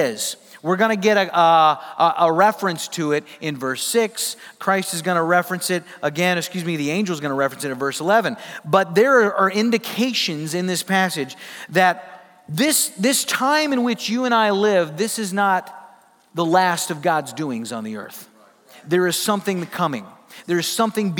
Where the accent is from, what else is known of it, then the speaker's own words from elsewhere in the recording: Midwest, United States; I'm from the Midwest